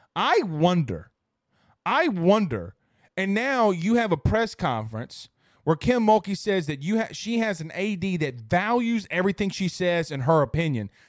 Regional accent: Franklinton, Louisiana, United States; also born or lived in Amite, Louisiana; I grew up in Franklinton with divorced parents.

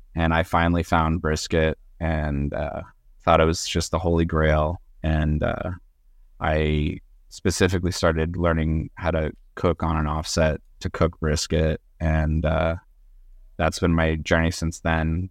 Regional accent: Southern California, United States; I'm originally from Southern California

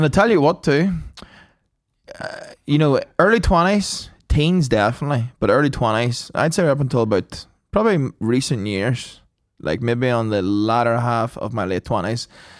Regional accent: Omagh, Northern Ireland, United Kingdom; in my hometown.

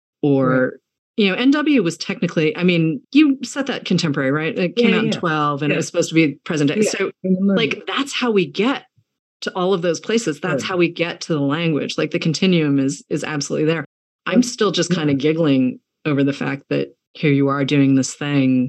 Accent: New England, United States; I grew up in New England where people really have an Anglophilia that is kind of wild

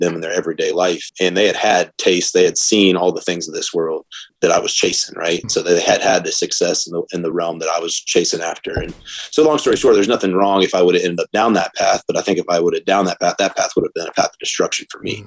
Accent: Atlanta, Georgia, United States; now in Charlotte, United States; Born and raised in the South from Atlanta, Georgia

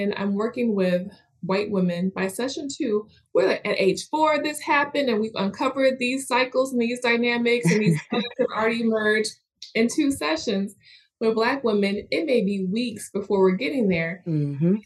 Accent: Western New York, United States; moved away; also born or lived in Atlanta, Georgia; I'm from Western New York and always had relaxed hair there

